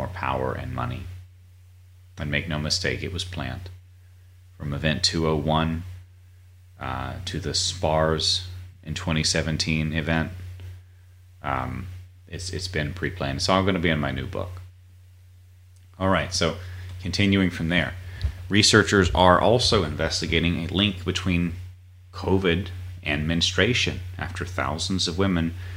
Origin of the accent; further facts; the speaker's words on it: North Carolina, United States; I grew up in North Carolina